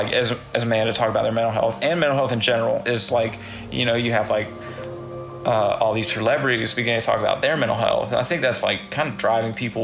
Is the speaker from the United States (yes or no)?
yes; the South, United States; I'm from the South